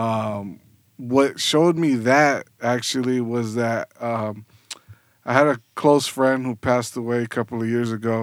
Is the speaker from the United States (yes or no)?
yes; South Gate, California, United States; moved away as an adult; also born or lived in San Fernando Valley; now in Long Beach, United States; I actually was born and raised in Southgate.